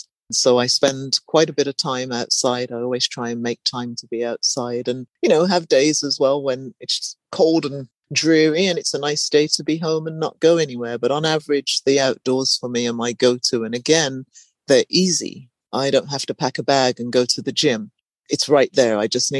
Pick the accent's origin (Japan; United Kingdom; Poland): United Kingdom; England; And I've lived in different places, born and raised in England.